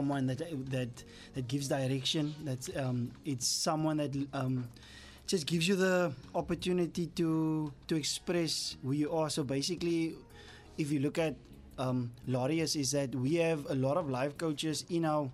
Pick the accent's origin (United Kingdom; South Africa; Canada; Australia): South Africa; our whole South Africa nation